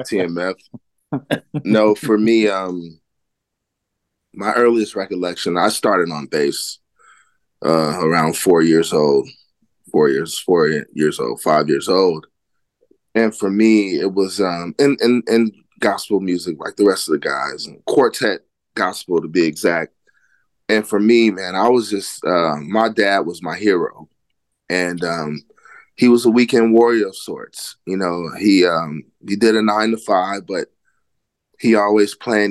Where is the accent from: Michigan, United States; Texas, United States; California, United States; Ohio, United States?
California, United States; Oakland; I grew up in Oakland, California